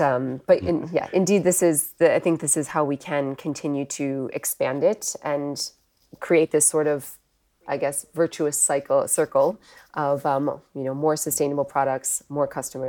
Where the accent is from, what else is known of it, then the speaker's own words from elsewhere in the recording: Wisconsin, United States; now in United Kingdom; as you can probably tell from my accent, I'm not born in the UK. I'm actually from the US originally. I grew up in the Midwest in Wisconsin.